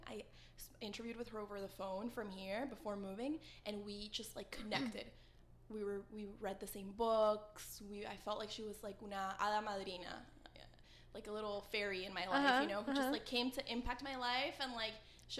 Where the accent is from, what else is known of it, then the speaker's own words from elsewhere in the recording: Weston, Florida, United States; also born or lived in Paraguay; now in Miami, United States; growing up in Weston, Westonzuela, like, I felt, like, very Weston swelling. Mm-hmm. I didn't feel Paraguayan. So when I went back over there, I was able to connect with my roots, my family, my accent. When I speak Spanish now, I sound like where I'm from.